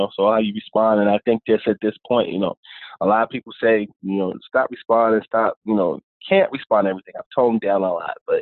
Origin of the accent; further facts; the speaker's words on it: Northern New Jersey, United States; also born or lived in Harlem, New York / The Bronx, New York; I was born in Northern New Jersey, split time between Northern New Jersey and Harlem and the Bronx